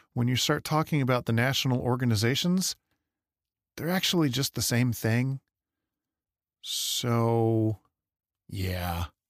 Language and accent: English; Michigan, United States; now in Idaho, United States; growing up in Michigan, I, I was there in middle school and high school